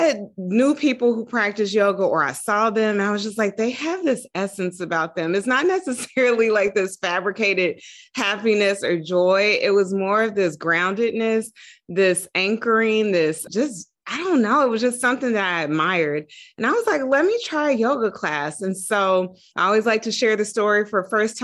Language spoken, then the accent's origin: English; Dayton, Ohio, United States; moved away as an adult; also born or lived in Atlanta, Georgia / New York; I'm originally from Dayton, Ohio